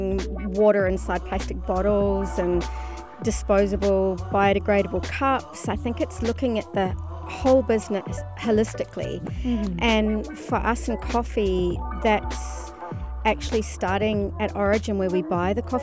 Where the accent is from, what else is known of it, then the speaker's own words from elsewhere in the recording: New Zealand; now in Dubai, United Arab Emirates; I'm originally a New Zealander